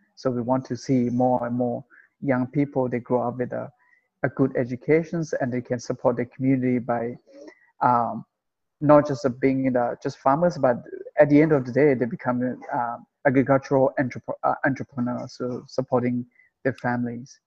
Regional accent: Chiang Rai, Thailand; I'm from Chiang Rai uh, originally

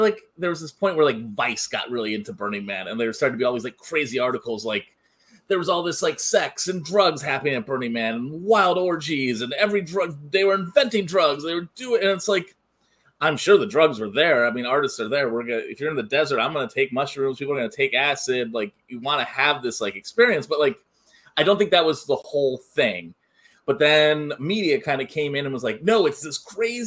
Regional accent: Bay Area, California, United States; I grew up in the Bay Area.

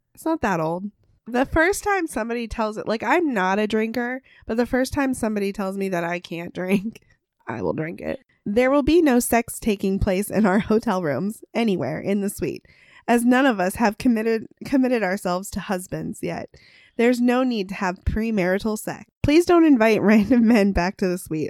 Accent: United States; we're also American

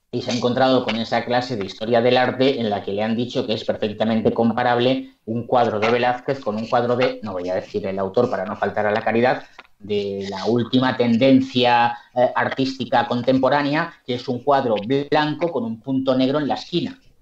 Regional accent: Barcelona, Catalonia, Spain; soy catalán, nacido en Barcelona

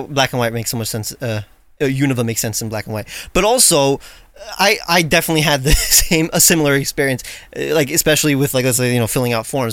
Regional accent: New York, United States; I grew up in Brooklyn

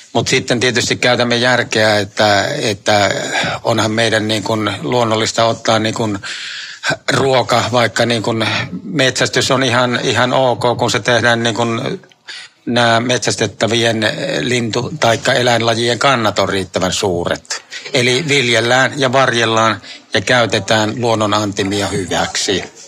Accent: South Savo, Finland; meillä päin Etelä-Savossa

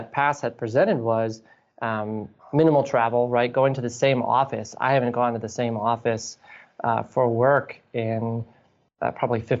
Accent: Green Bay, Wisconsin, United States; growing up in Green Bay, everything's within a few miles of Lambeau Field

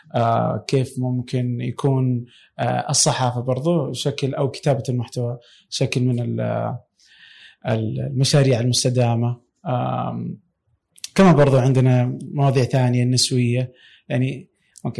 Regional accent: Saudi Arabia; عندنا في السعودية

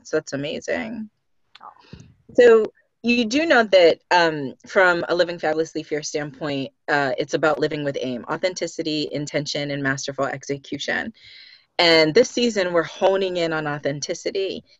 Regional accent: Boston, Massachusetts, United States; We're both from Boston, both done HR, both in tech, both coaches in the same format, both with, I'm assuming now, first generation American with parents who came from the Caribbean.

